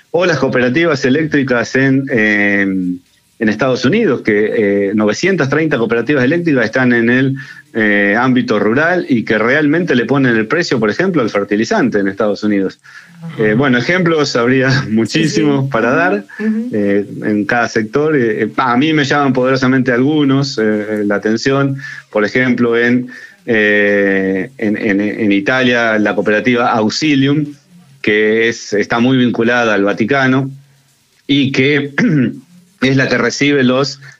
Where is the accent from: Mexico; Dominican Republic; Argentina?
Argentina; lo que por ahí nosotros como argentinos no vemos y, esa tendencia que tenemos como argentinos de intentar minimizar todo lo que hacemos